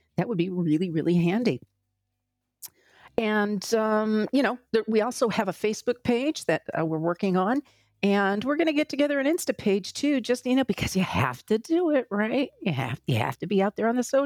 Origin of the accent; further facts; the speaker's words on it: United States; We're from the United States.